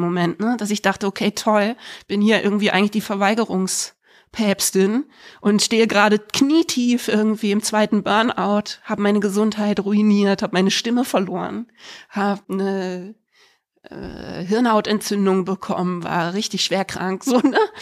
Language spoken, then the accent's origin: German; Freiburg im Breisgau, Baden-Württemberg, Germany; also born or lived in Berlin; Und dann sind wir nach Freiburg im Breis